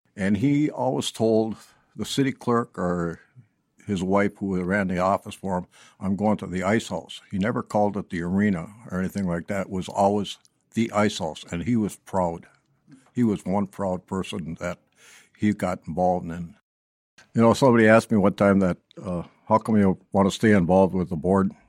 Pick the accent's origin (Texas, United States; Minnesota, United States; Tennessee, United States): Minnesota, United States; Hibbing; moved away; also born or lived in Blaine, Minnesota; I was born and raised up in Hibbing, Minnesota